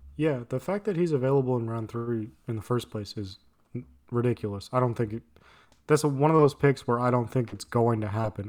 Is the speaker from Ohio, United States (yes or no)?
no; San Diego, California, United States; I'm from San Diego